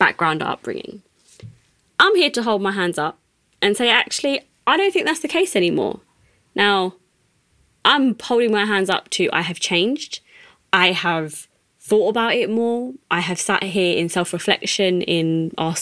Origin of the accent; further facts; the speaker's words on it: United Kingdom; being a British Asian